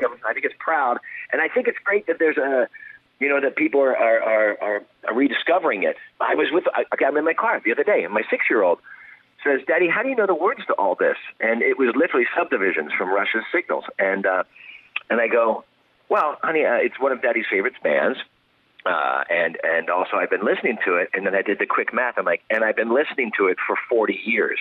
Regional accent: Pennsylvania, United States; now in California, United States; I, I grew up in Pennsylvania

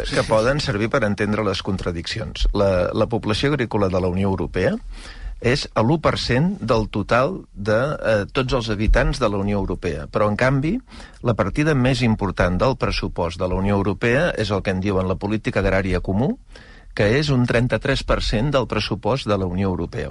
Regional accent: Mataró, Catalonia, Spain; soc de Mataró

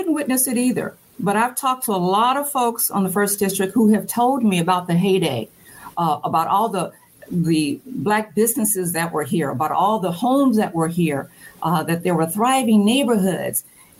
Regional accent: Chicago, Illinois, United States; also born or lived in Bloomington; now in Peoria, United States; where we were from on the south side of Chicago. It had some challenges, it had some great people, it had a lot of opportunity

